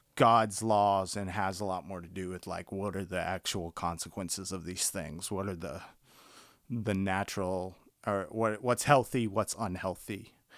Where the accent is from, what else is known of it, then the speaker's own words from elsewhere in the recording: the South, United States; growing up in the South